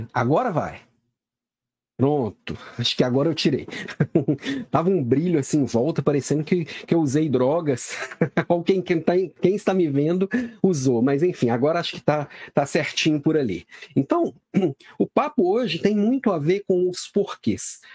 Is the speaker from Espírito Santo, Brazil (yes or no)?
no; Belo Horizonte, Minas Gerais, Brazil; now in Florianópolis, Brazil; sou de Belo Horizonte, moro em Florianópolis, mas sou daí